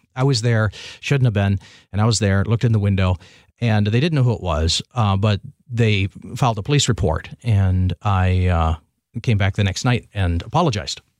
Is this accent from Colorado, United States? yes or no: no; Milan, Michigan, United States; I grew up south of Ann Arbor, little town of Milan